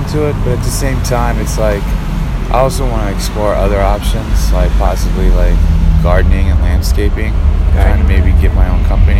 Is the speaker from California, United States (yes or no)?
no; Virginia, United States; born or raised there; now in Washington, D.C., United States